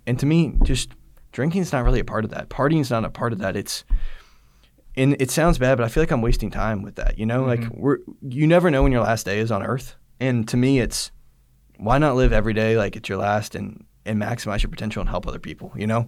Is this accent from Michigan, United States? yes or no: no; Georgia, United States; I grew up in Georgia my whole life